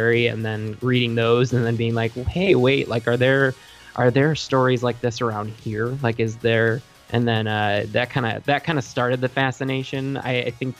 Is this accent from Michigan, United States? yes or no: yes; Traverse City, Michigan, United States; I grew up in Traverse City, Michigan, which at the time was a little more rural